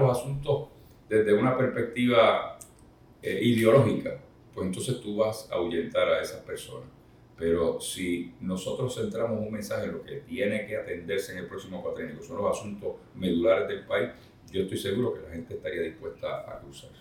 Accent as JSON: {"language": "Spanish", "town": "Isabela", "country": "Puerto Rico", "said": "mi pueblo de Isabela"}